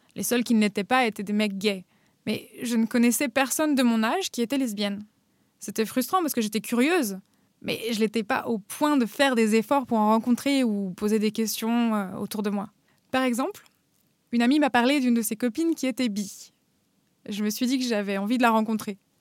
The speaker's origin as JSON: {"language": "French", "town": "Paris", "region": "Île-de-France", "country": "France", "tie": "born or raised there", "also_born_or_lived": "Normandy", "moved": "as an adult", "lives_now": "Berlin, Germany", "said": "J'ai grandi à Paris, puis en Normandie, et je vis maintenant à Berlin."}